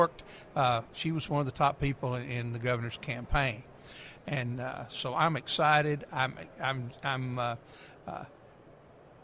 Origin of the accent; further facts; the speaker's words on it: Conway, Arkansas, United States; now in Ferndale, United States; my hometown of Conway. And a lot of people don't know this, but I went through school in Conway.